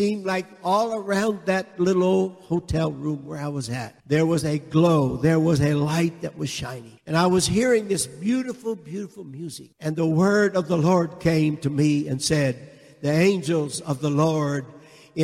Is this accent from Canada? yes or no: yes; Canada; I am from Canada. I showed him my Canadian passport